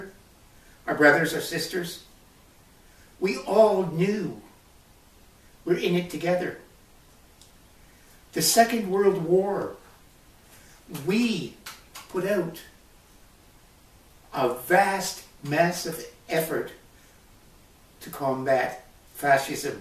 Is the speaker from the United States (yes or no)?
no; Canada; we do have a Canadian identity